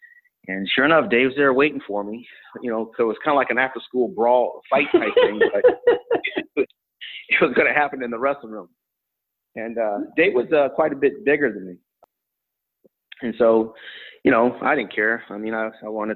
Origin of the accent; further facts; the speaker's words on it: Tucson, Arizona, United States; I'm from a family of five, single mom, brought up in Tucson, Arizona, on the east side of Tucson